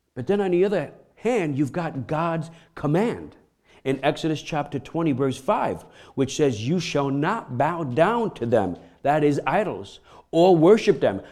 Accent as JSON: {"language": "English", "region": "New York", "country": "United States", "said": "I'm from New York"}